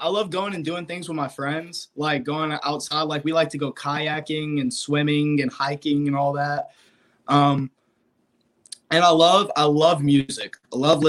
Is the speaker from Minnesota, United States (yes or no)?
no; Alabama, United States; I'm from Alabama